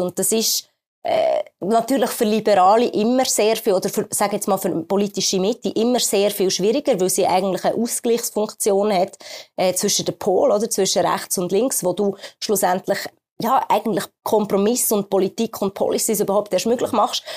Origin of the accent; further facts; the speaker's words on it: Switzerland; bei uns in der Schweiz